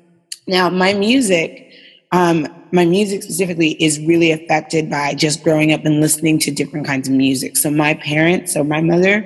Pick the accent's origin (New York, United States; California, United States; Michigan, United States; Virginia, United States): New York, United States; New York City; I was born and raised in East New York, is out in what people call the sticks.